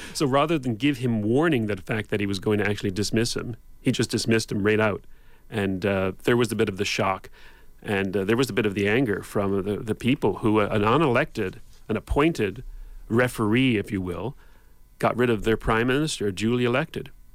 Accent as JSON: {"language": "English", "country": "Canada", "tie": "born or raised there", "said": "the Canada I was born into"}